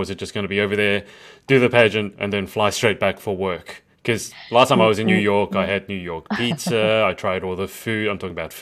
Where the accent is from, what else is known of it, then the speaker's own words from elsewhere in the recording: Australia; We're very sun aware in Australia, and that's because there's so much sun